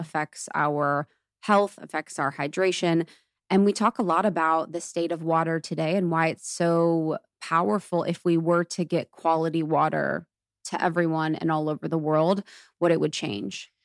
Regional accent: Ohio, United States; I grew up in Ohio and it's so Catholic, so religious

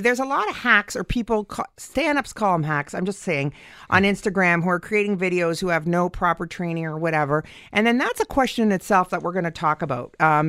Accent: Canada; We're so Canadian that we'd be trusting enough to do that.

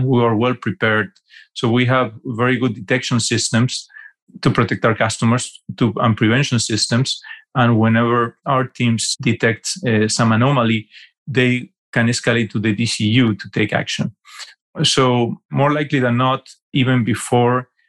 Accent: Argentina; moved away as an adult; also born or lived in New York City, United States / Fort Lauderdale, Florida, United States; I'm from Argentina originally

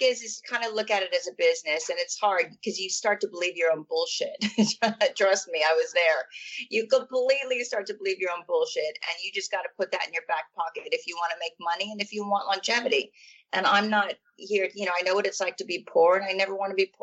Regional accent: California, United States; moved away as an adult; now in London, United Kingdom; I was born in California in a place called Hossian Heights, really, really small town. And I moved to London when I was, oh my goodness, 24 or 25.

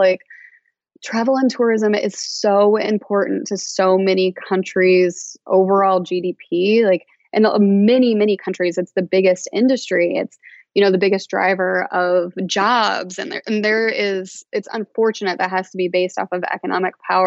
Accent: United States; as an American

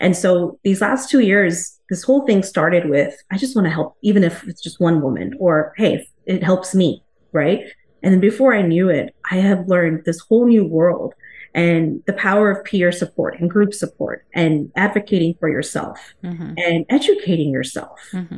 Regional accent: India; Yeah, so I'm from India. I'm Indian. I've lived here. My family, we've all been here since the 70s and 80s.

